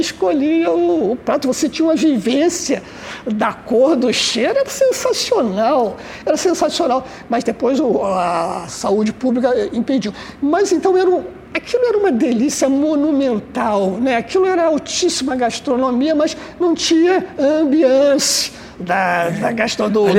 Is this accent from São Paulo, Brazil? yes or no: no; Rio de Janeiro, Brazil; eu nasci no subúrbio. Eu morei no subúrbio até os 20 anos. Eu nasci ali na Vila da Penda, fui morar em Vaz Lobo